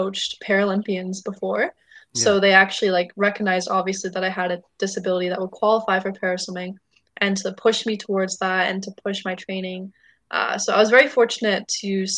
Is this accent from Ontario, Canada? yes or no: no; Surrey, British Columbia, Canada; I'm from Surrey